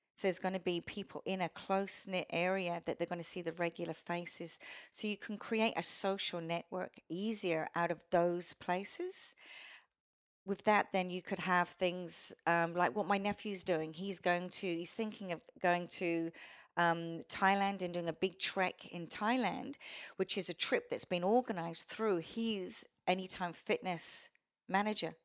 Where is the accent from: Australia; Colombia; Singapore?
Australia; accent: Australian; also born or lived in Canada; they loved my accent. I didn't think it was that Australian, but to them it was